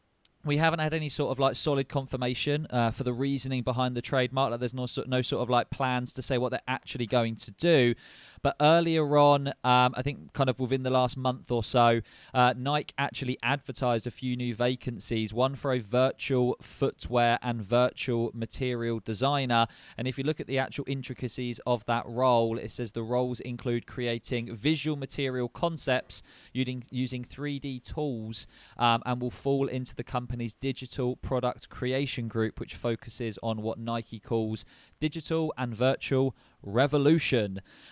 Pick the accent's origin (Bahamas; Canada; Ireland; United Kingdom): United Kingdom; London; I'm not born in Italy and I'm actually from London.